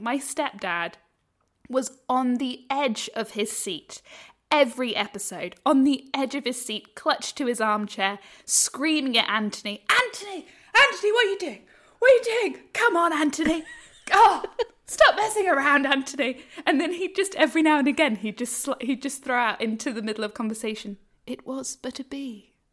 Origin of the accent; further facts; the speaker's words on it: United Kingdom; now in Australia; as a British